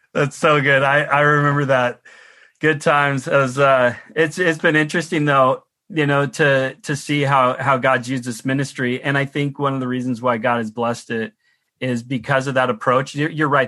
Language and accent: English; United States; now in Canada; I'm from the United States and my family are still there